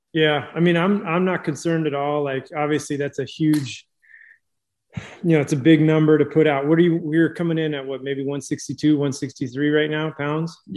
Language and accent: English; California, United States; I'm from California